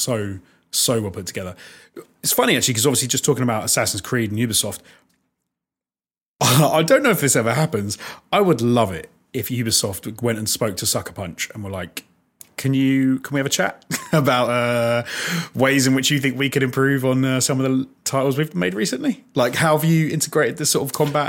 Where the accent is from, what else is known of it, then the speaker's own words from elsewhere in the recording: United Kingdom; As a Brit